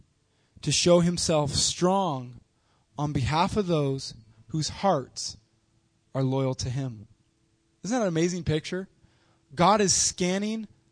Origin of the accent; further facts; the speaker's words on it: United States; we as an American culture